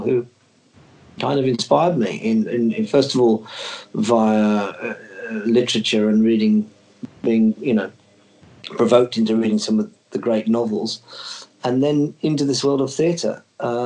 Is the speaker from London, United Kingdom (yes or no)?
no; Birmingham, West Midlands, United Kingdom; I'm from Birmingham.